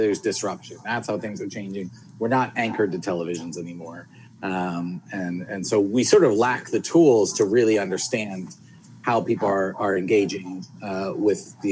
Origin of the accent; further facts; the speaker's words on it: Philadelphia, Pennsylvania, United States; I grew up in Philadelphia, you know, so, and that's where we are right now.